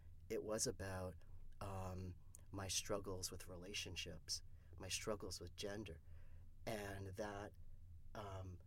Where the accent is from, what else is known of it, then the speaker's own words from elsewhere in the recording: Canada; I'm from Canada